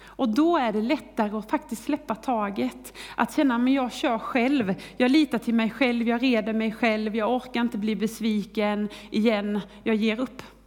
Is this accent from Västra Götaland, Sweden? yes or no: no; Kristianstad, Skåne, Sweden; moved away; Jag är uppväxt i Skåne, i Kristianstad